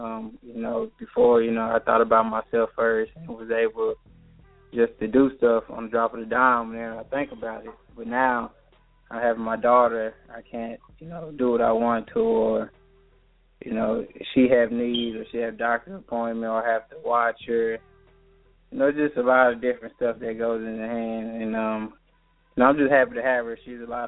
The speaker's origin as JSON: {"language": "English", "town": "Dallas", "region": "Texas", "country": "United States", "said": "from Dallas."}